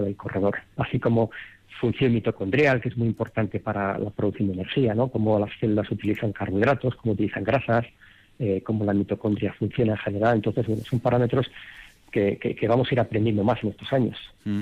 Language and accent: Spanish; Madrid, Community of Madrid, Spain; moved away as an adult; also born or lived in Vitoria, Álava; now in Denver, United States; yo en, Madrid cuando me crié jugué seis años en el Real Madrid